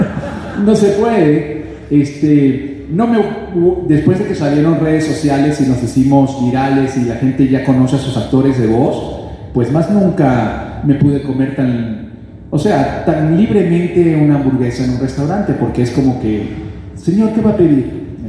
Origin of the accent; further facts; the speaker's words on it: Venezuela; moved away as an adult; now in Miami, United States; yo me fui de Venezuela hace nueve años